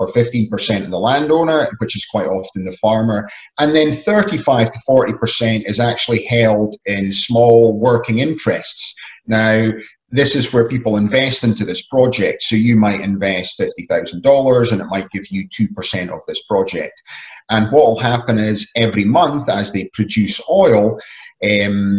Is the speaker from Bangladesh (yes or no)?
no; Scotland, United Kingdom; I'm originally from Scotland